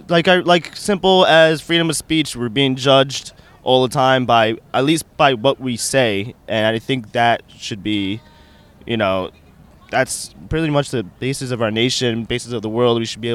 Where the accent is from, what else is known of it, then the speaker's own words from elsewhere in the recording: New York, United States; No, I'm from New York actually.